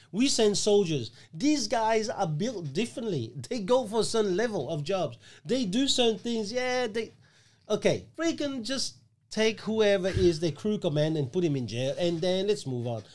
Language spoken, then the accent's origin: English; Australia; We, as Australian citizen